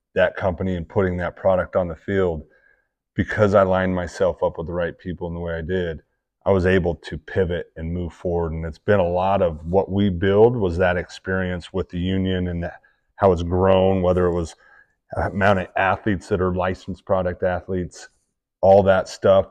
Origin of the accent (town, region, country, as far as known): Utah, United States